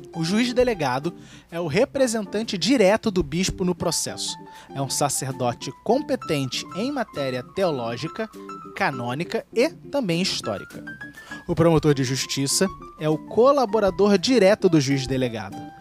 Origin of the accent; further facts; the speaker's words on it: Rio de Janeiro, Brazil; tenho orgulho de ser nascido e criado em Santa Cruz, né, lá na zona oeste do Rio